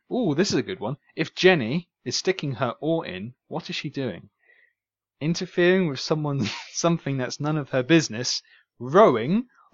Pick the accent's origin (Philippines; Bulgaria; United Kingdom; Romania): United Kingdom; We're both British, equally as much.